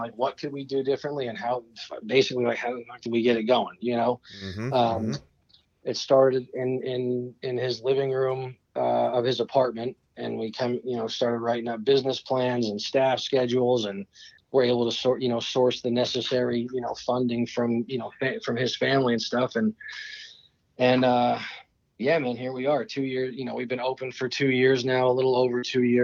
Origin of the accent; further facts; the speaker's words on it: Sparks, Nevada, United States; moved away as an adult; now in Florida, United States; I grew up in Reno, Nevada, well, Sparks, Nevada. I say Reno in Florida now